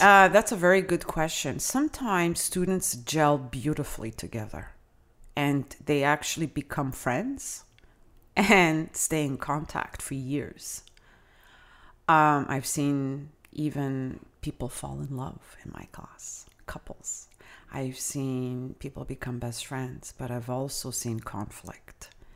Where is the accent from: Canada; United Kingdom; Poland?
Canada; first language Italian; English is a second language; I myself, as a Canadian